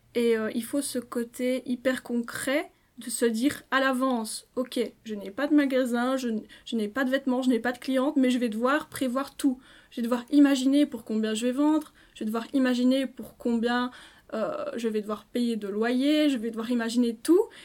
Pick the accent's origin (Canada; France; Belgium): Belgium; Liège, Wallonia; je suis liégeoise pure souche